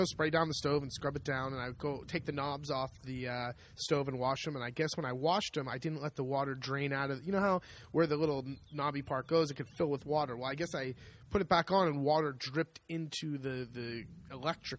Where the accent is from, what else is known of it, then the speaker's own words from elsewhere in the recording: United States; now in Italy; we're American.